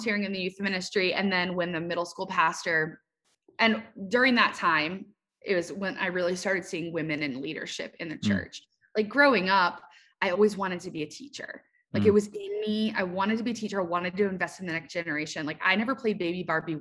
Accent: Cleveland, Ohio, United States; moved away as an adult; also born or lived in Maryland; I grew up in Cleveland, Ohio, moved to Maryland

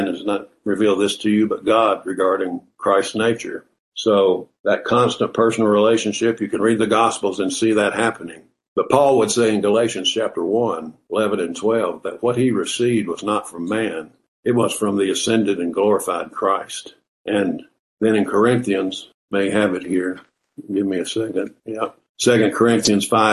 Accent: Southern, United States; accent: Southern; my Southern accent

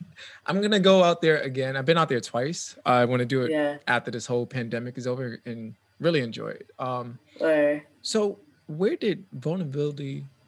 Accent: New York City, New York, United States; Originally from the Bronx.

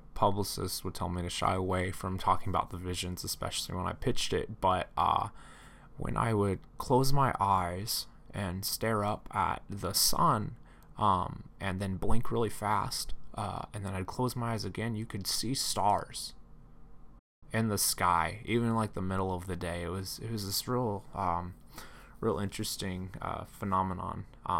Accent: California, United States; I grew up in Central California and in a farming community, and I really really liked working on cars.

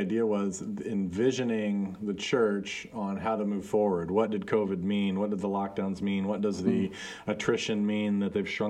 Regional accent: Guatemala; One of my good friends that I grew up with in Guatemala, we went to the same church, worked for the same church, all this kind of stuff.

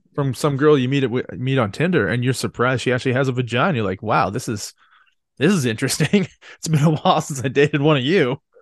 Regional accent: Canada; I'm Canadian

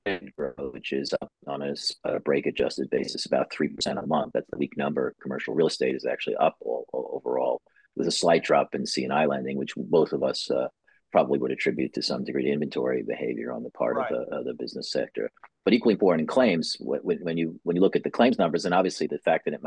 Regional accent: New York, United States; as a New Yorker

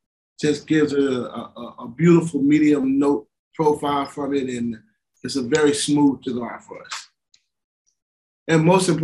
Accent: Kissimmee, Florida, United States; I'm born and raised in Kissimmee, Florida, man. Born and raised.

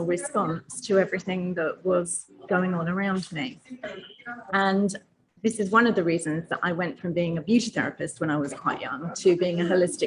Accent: England, United Kingdom; accent: English; I'm from England, and my parents used to own a sweet and confectionery shop when I was growing up

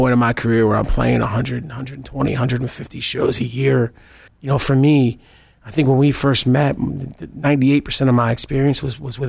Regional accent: New Haven, Connecticut, United States; I'm originally from New Haven, Connecticut

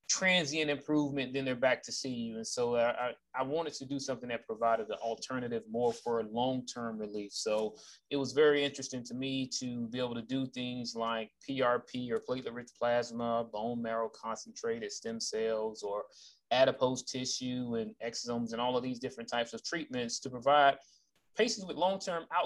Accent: Jacksonville, Florida, United States; moved away as an adult; I'm originally from Jacksonville, Florida, born and raised

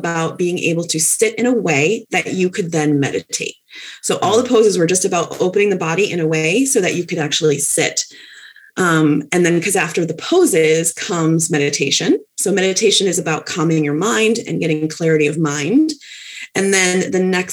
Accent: Westfield, Massachusetts, United States; moved away as an adult; also born or lived in South Hadley, Massachusetts; I move up to Massachusetts, where I'm originally from. I'm originally from Westfield, and moved to South Hadley

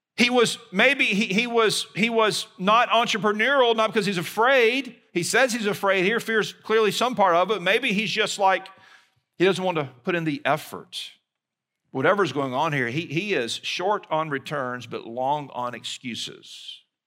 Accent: Mobile, Alabama, United States; moved away; my hometown of Mobile, Alabama

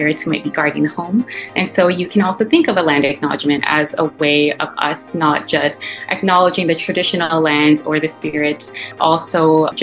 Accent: Markham, Ontario, Canada; also born or lived in Malolos, Bulacan, Philippines / Scarborough, Ontario; I was born in Malolos, Bulacan, and I lived in Scarborough for the first little bit of my life, then grew up in Markham, Ontario

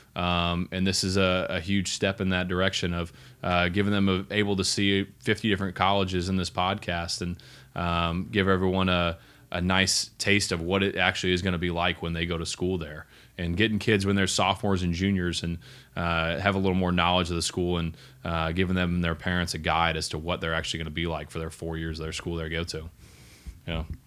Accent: Texas, United States; I'm from Texas

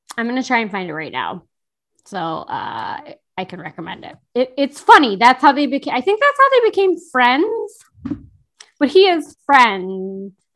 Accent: Chicago, Illinois, United States; I grew up in Chicago or in the Chicago area

